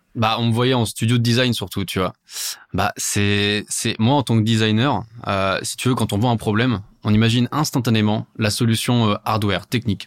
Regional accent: Paris, Île-de-France, France; je suis parisien

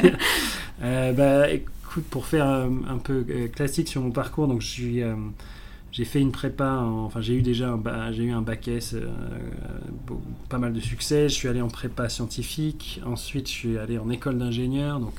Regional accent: South Africa; j'ai grandi en Afrique du Sud dans, les années 90, qui correspondait en fait à la fin de l'apartheid, à la libération de Mandela

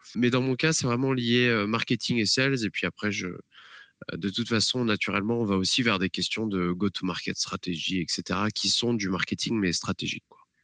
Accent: France; moved away as an adult; now in Atlanta, United States; en tant que Français

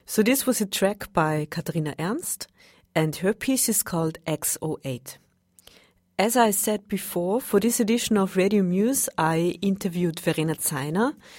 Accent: Vienna, Austria; I'm from Vienna

